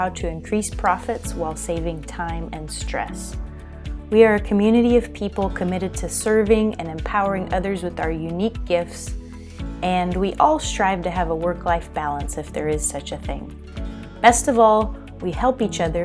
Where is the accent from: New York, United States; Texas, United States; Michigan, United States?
Texas, United States; Houston; moved away as an adult; also born or lived in Austin, Texas; now in Colorado, United States; I grew up in Houston, Texas